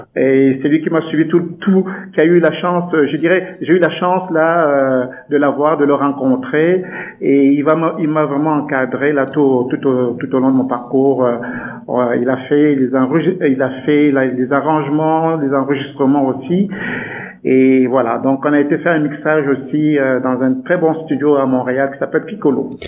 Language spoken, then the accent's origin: French; Douala, Littoral, Cameroon; moved away as an adult; now in Canada; je suis né au Cameroun, donc je suis né là-bas, je suis né à Douala exactement. Euh, plus exactement dans un quartier qu'on appelle Nuidaido